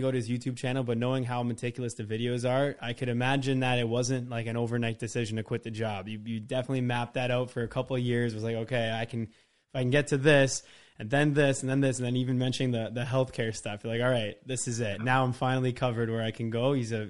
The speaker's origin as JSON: {"language": "English", "country": "Canada", "said": "even though I'm from Canada"}